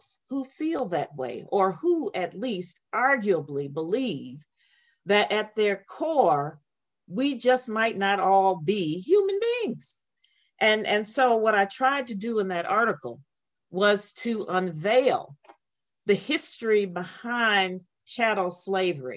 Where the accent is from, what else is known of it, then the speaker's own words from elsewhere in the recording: Chicago, Illinois, United States; my mother was a widow with these six children trying to navigate the streets of Chicago